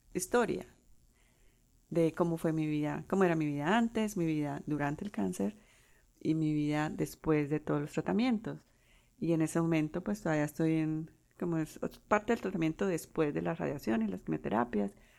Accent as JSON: {"language": "Spanish", "country": "Colombia", "first_language": "Spanish", "moved": "yes", "lives_now": "United States", "said": "soy de Colombia"}